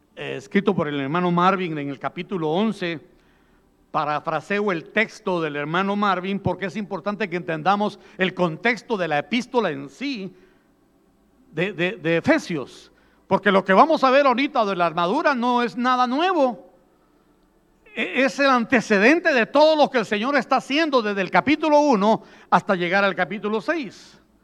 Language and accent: Spanish; southern coast of Guatemala, Guatemala; Yo soy de la costa sur en Guatemala